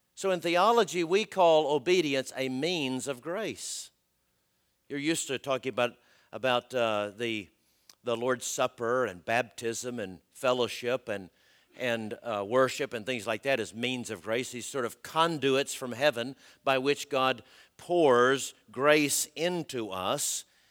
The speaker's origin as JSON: {"language": "English", "town": "Augusta", "region": "Georgia", "country": "United States", "moved": "yes", "said": "I'm from Augusta"}